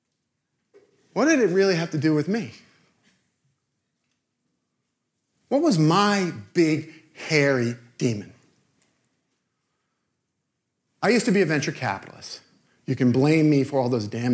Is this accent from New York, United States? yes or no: yes; New York City, New York, United States; I'm from Brooklyn